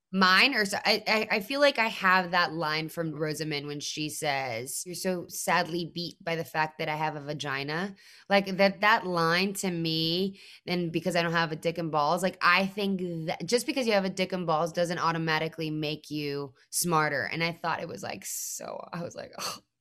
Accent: Mexico; moved away; I'm already a Mexican woman who's an immigrant

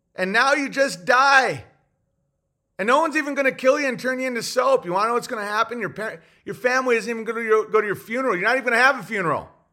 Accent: Tennessee, United States; Growing up in Tennessee

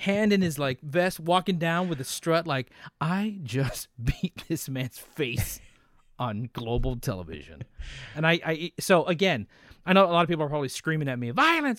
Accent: Brownsville, Texas, United States; moved away; I grew up in Brownsville

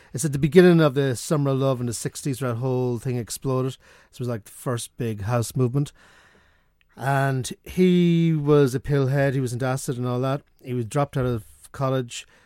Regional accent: Sligo, Connacht, Ireland; I'm from Sligo

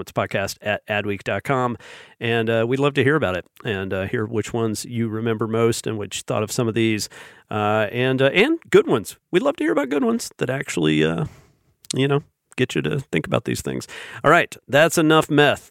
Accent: the South, United States; growing up in the South and living here most of my life.

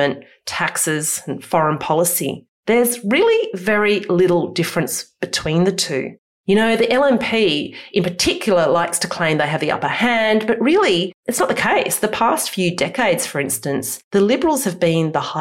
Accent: Australia; who we are as Australians

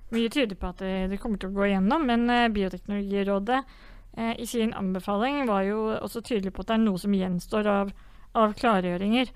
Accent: Vang, Innlandet, Norway; hjemme i Vang kommune, som er en liten kommune i Valdres.

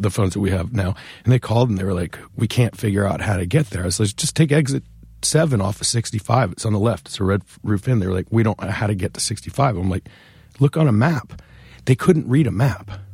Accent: Northern Virginia, United States; moved away as an adult; now in Richmond, United States; I grew up in Northern Virginia and have been living in Richmond essentially since that show

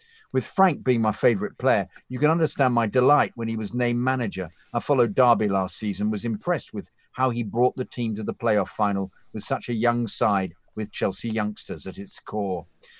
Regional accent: Ireland; I'm from Ireland. Sadly, I haven't made it over to watch a game at the Bridge

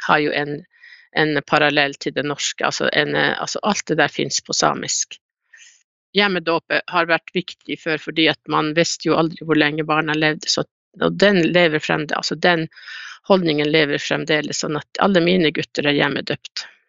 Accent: Kautokeino, Finnmark, Norway; jeg er jo fra Kautokeino

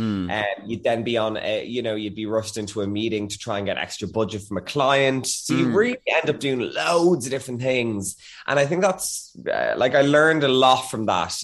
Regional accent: Dublin, Leinster, Ireland; I am from Churchtown, which is kind of, I always say it's near Dundrum because no one ever knows about Churchtown in Dublin

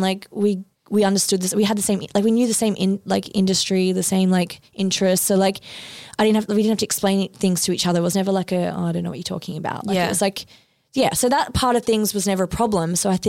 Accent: Australia; It was in my name anyway because I'm Australian, he's not.

